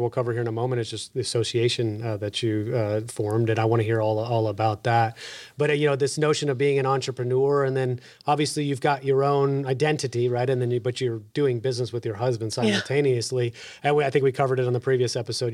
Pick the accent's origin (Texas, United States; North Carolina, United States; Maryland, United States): Texas, United States; accent: Texas; my Texas accent